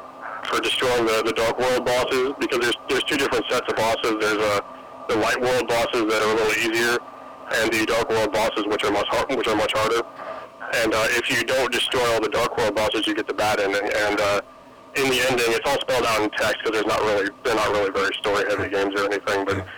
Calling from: Illinois, United States; I'm from Illinois.

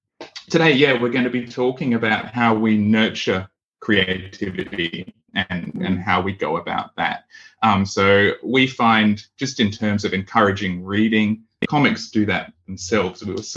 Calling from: Western Australia, Australia; We're from Western Australia, we're calling, and we're on the land of the Whadjuk Noongar people.

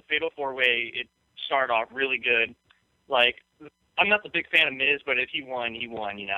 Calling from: Bellevue, Florida, United States; Uh, I'm … from Bellevue, Florida.

